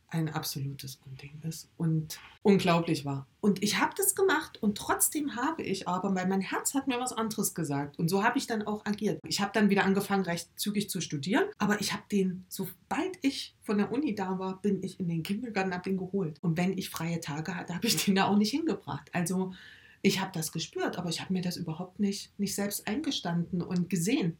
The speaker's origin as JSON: {"language": "German", "town": "Erfurt", "region": "Thuringia", "country": "Germany", "tie": "born or raised there", "lives_now": "Weimar, Germany", "said": "bin gebürtig aus Erfurt, lebe jetzt mit meiner Familie in Weimar"}